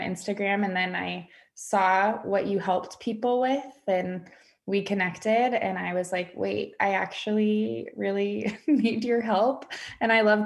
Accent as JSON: {"language": "English", "region": "West Coast", "country": "United States", "moved": "as an adult", "lives_now": "Dallas, United States", "said": "I decided to move out of my hometown and move to Dallas, Texas. I'm from the West Coast."}